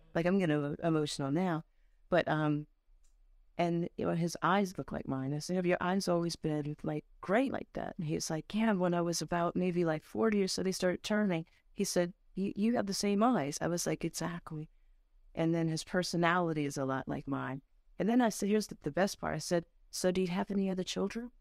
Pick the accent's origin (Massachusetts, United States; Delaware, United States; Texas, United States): Delaware, United States; Dover; also born or lived in Ohio; I grew up in Dover, Delaware. I was born in Ohio, though